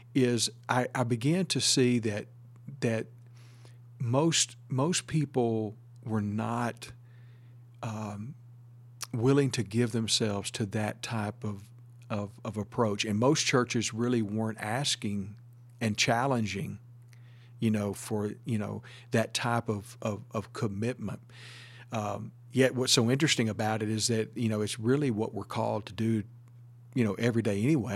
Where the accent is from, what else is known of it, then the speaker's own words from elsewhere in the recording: Northeast Texas, United States; moved away as an adult; also born or lived in Saint Petersburg, Florida; Originally, I'm from Northeast Texas